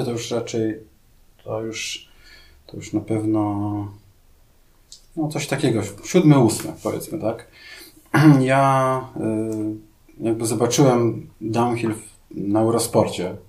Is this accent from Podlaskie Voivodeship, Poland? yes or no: yes; Białystok, Podlaskie Voivodeship, Poland; ja też pochodzę z Białego Stoku, tak, tam też jest dosyć płasko